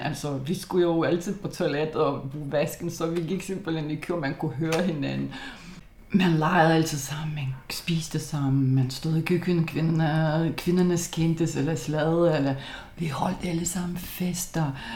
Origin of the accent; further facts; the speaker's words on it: Lithuania; Danish is a second language; moved away as an adult; also born or lived in Copenhagen Nordvest, Denmark; now in Denmark; jeg er litauer. Jeg er kommet til Danmark som 20-årig